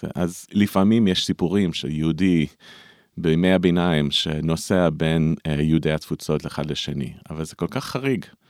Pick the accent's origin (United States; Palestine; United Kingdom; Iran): United States; Hebrew is a second language; also born or lived in Israel; אני גר בארצות הברית, אה, נולדתי בארצות הברית, אבל גרתי פה בארץ uh, כמעט שליש מהחיים